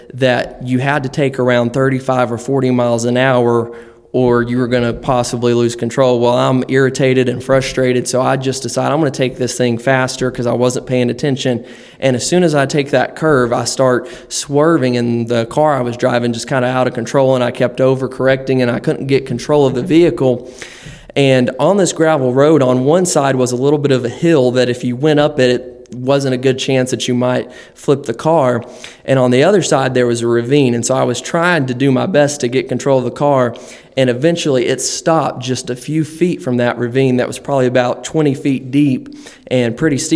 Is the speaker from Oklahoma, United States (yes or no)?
yes; Amber, Oklahoma, United States; moved away as an adult; now in Ohio, United States; I'm from the great state of Oklahoma. grew up there. I've come from a little small town called Amber, Oklahoma, and grew up there all my life until I went to Bible school.